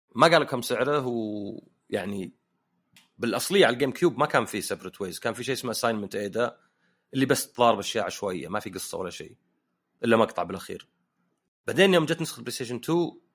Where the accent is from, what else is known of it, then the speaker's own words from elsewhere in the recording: Saudi Arabia; also born or lived in Canada; عندنا في السعوديه